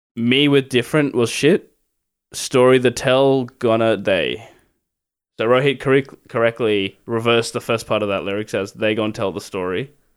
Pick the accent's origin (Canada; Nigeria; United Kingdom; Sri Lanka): Sri Lanka; I'm Sri Lankan